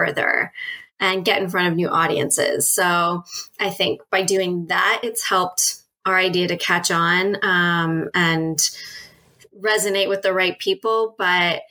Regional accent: Toronto, Ontario, Canada; also born or lived in United Kingdom; I'm from Toronto, Canada, and curbside composting was just the norm

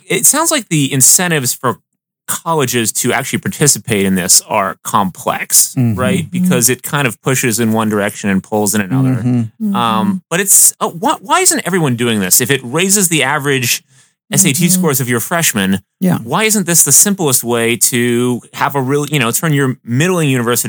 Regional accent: Portland, United States; moved away; Portland, my hometown

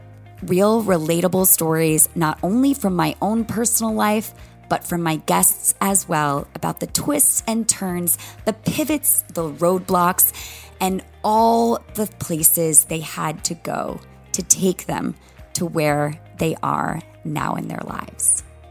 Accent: the South, United States; accent: Southern; Let me tell you, my Southern accent can whip right back from being at Belmont University in Nashville real quick.

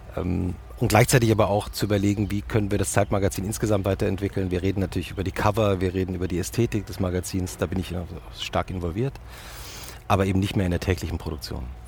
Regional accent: Langgöns, Hesse, Germany; moved away as an adult; also born or lived in Munich; ich bin ja in Langgöns aufgewachsen.

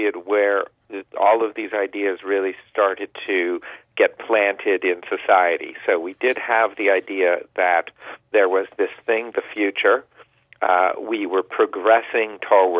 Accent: suburbs of Washington, D.C., District of Columbia, United States; now in Toronto, Canada; I actually grew up in the suburbs of Washington, D.C.

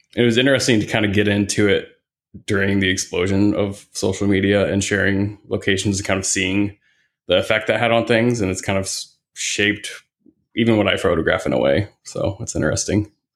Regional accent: Indiana, United States; now in Phoenix, United States; I grew up in the Midwest. I'm from Indiana.

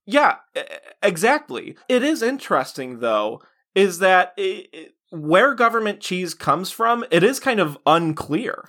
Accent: United States; as an American

